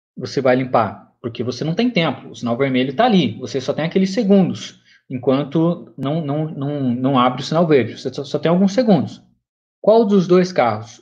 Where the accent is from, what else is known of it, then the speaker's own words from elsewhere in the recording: São Paulo, Brazil; Eu venho de São Paulo, tá? Não, não capital, mas do estado de São Paulo